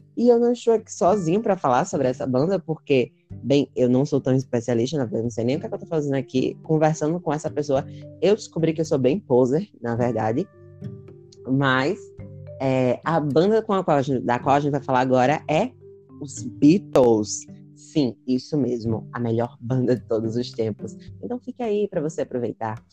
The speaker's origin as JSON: {"language": "Portuguese", "country": "Brazil", "said": "a gente é do Brasil"}